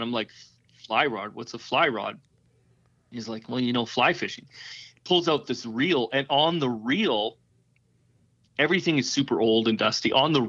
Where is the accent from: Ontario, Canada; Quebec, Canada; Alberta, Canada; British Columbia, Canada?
Alberta, Canada; Calgary; So, yeah, I'm from Western Canada.